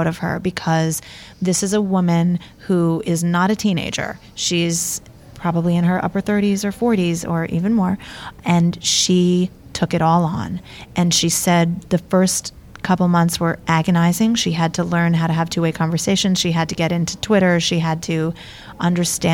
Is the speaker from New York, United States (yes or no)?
yes; New York City, New York, United States; I'm born and raised in New York City, so my roots are definitely in the ska, punk, rock